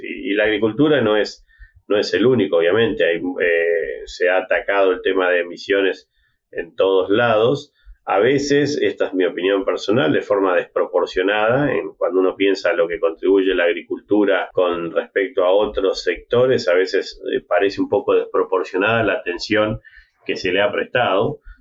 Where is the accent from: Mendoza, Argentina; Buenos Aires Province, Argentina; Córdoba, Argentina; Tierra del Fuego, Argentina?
Buenos Aires Province, Argentina; City Bell; moved away as an adult; also born or lived in Minnesota, United States; originalmente soy de Citibel, una, localidad cerca de La Plata, estudié agronomía en la Universidad de La Plata